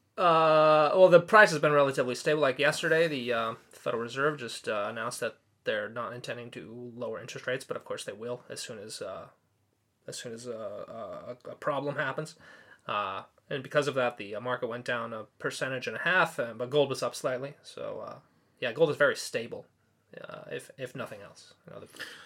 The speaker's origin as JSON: {"language": "English", "area": "Orange County", "region": "California", "country": "United States", "moved": "as an adult", "lives_now": "Tokyo, Japan", "said": "I'm from Orange County, California"}